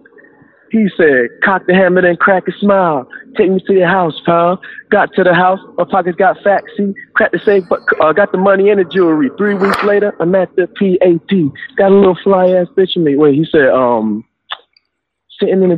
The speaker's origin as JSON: {"language": "English", "country": "United States", "tie": "born or raised there", "said": "I'm the only person from my family born in America"}